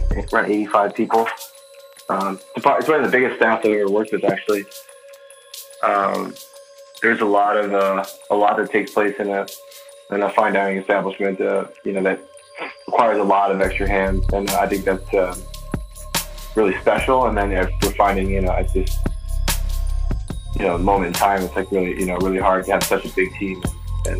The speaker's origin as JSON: {"language": "English", "town": "Chicago", "region": "Illinois", "country": "United States", "tie": "born or raised there", "moved": "as an adult", "lives_now": "New York City, United States", "said": "I've born and raised in Chicago."}